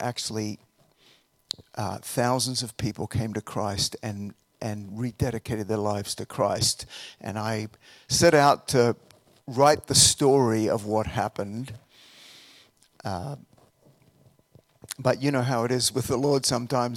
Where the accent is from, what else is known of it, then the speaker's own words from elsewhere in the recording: Australia; moved away as an adult; also born or lived in Colorado; now in United States; I'm from Australia originally. I came over here to finish some of my undergraduate studies.